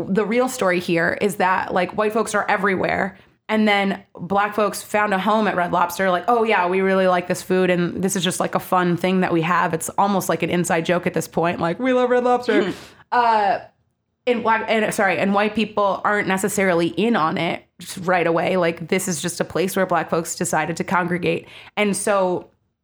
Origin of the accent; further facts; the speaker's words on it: Maryland, United States; I grew up in Maryland.